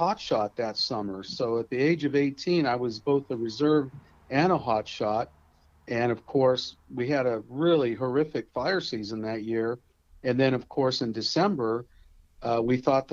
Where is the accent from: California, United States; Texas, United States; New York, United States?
California, United States; Lompoc; I'm from Lompoc, California. I grew up here.